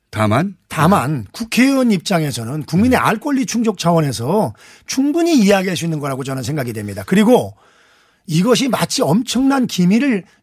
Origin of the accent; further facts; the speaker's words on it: Anseong, Gyeonggi Province, South Korea; 안성 출신